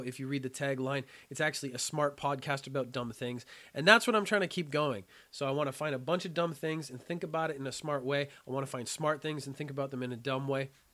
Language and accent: English; Canada; When I was a child, I was terrible at French, being Canadian. I had to study French in school